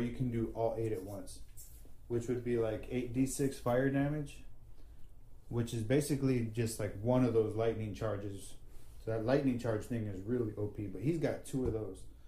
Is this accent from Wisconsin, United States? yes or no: no; San Antonio, Texas, United States; I'm from San Antonio.